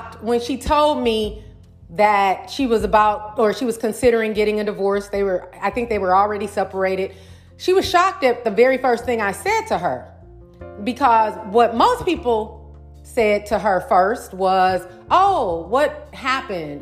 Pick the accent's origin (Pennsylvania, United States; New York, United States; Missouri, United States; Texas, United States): Missouri, United States; St. Louis; my hometown, St. Louis, Missouri